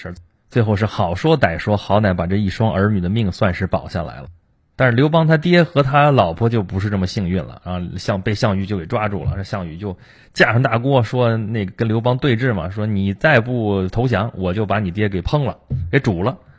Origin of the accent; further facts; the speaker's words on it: China; 我们中国人的这个文化当中，其实是经常崇拜那种失败了的英雄。